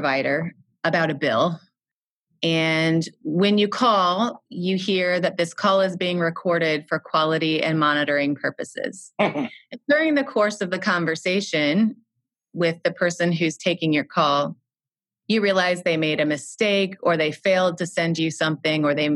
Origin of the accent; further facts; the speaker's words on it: Midwest, United States; I am from the Midwest in the U.S.